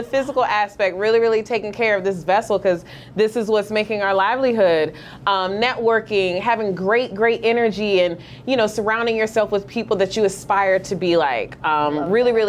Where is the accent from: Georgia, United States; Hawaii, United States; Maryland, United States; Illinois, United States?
Georgia, United States; Atlanta; I'm from Atlanta. Southwest Atlanta made